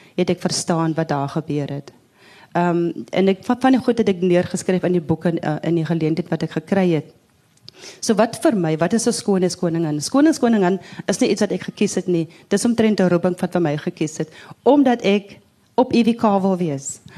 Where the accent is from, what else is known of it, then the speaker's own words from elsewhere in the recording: Wellington, Western Cape, South Africa; 'n Wellingtoner waar ek vandaan kom